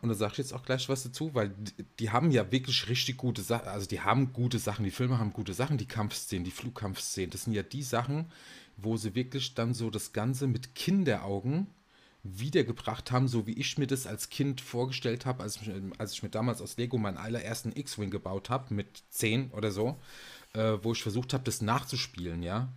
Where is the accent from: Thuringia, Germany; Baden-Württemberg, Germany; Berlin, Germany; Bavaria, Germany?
Bavaria, Germany; Aschaffenburg; Es ist bitterkalt in Aschaffenburg, da wo ich herkomme.